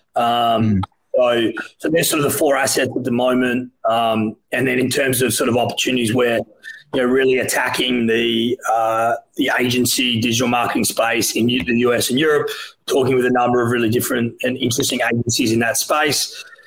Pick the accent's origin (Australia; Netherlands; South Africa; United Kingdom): Australia; moved away as an adult; now in United States; I'm Australian